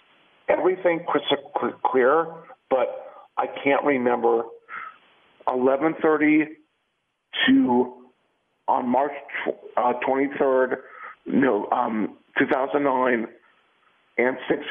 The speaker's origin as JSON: {"language": "English", "town": "Culver City", "region": "California", "country": "United States", "tie": "born or raised there", "said": "I grew up in Culver City."}